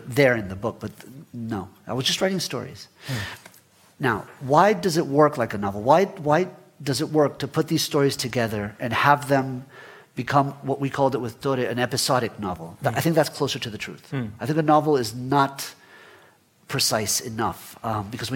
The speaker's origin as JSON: {"language": "English", "region": "Florida", "country": "United States", "tie": "born or raised there", "also_born_or_lived": "Guatemala", "first_language": "Spanish", "second_language": "English", "said": "I was born in Guatemala, but left when I was 10 with my family and grew up in Florida, in the United States. And English became my stronger language"}